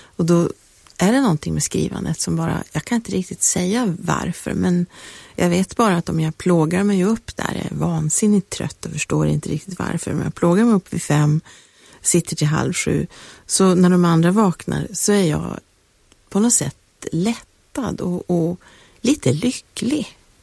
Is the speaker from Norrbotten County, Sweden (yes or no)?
yes; Piteå, Norrbotten County, Sweden; moved away; när jag åkte tillbaka till Piteå där jag är uppvuxen